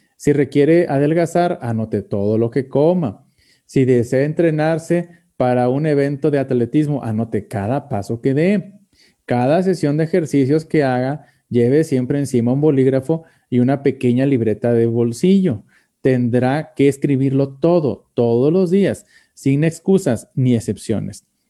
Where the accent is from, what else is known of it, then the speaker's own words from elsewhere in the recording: Mexico; como mexicanos